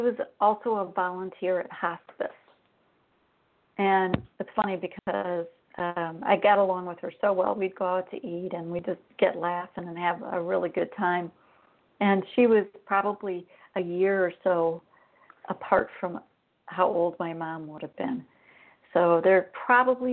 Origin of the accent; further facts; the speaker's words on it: Wisconsin, United States; moved away as an adult; now in Arizona, United States; I grew up in Wisconsin. I'd been there for over 50 years